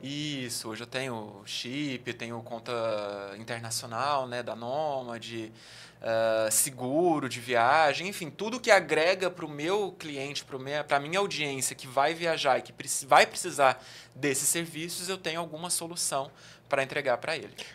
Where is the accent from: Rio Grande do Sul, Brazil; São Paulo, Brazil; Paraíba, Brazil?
São Paulo, Brazil; Araraquara; accent: interior, R puxado; moved away as an adult; also born or lived in Minas Gerais / Brasília; Eu sou do interior de São Paulo, natural de Araraquara, morei em várias cidades já do interior de São Paulo